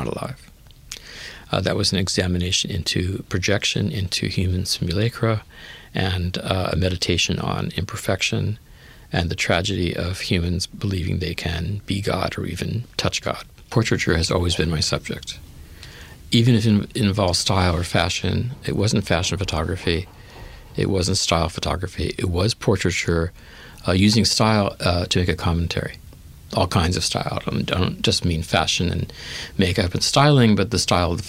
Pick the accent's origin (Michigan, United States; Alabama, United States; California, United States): California, United States; Los Angeles; I grew up in the Hancock Park section of Los Angeles